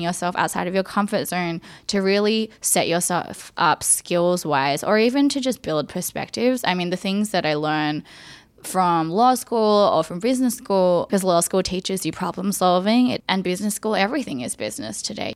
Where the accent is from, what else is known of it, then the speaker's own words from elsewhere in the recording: Sydney, New South Wales, Australia; me growing up in Australia